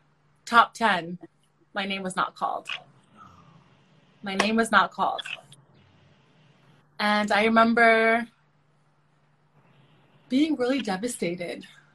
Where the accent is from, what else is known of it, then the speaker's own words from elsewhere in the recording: South Sudan; now in Canada; I am originally from South Sudan. So my heritage is South Sudanese, but I'm a Canadian citizen. I'm a Canadian. I've been living in Canada for over 20 years now.